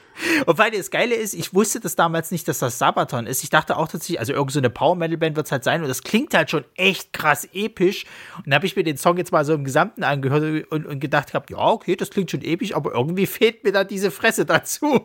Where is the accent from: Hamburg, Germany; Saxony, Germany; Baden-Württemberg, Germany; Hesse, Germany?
Saxony, Germany; accent: Saxon; wegen meinem tollen sächsischen Dialekt